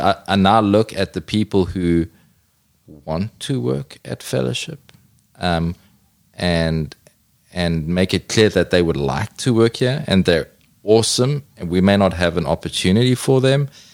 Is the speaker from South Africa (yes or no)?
yes; South Africa; I'm a South African from a big city